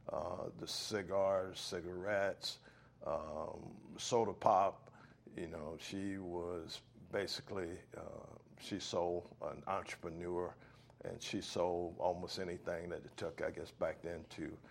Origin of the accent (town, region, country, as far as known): Hobe Sound, Florida, United States; born or raised there; also born or lived in Stuart, Florida